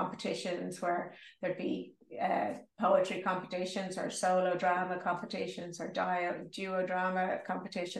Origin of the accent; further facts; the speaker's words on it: Dublin, Leinster, Ireland; moved away as an adult; Oh, I'm from Dublin. I grew up in what is often referred to as the leafy suburb of Clontarf